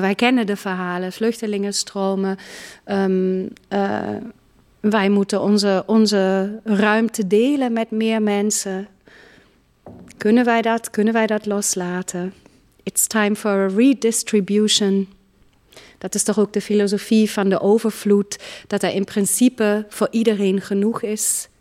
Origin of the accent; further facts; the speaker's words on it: Munich, Bavaria, Germany; now in Netherlands; Ik ben in München geboren, een grote stad.